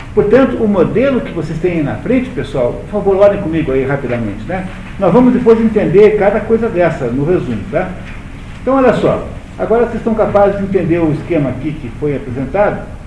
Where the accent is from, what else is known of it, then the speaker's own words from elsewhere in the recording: Brazil; Eu sou brasileiro, pertenço a um país chamado Brasil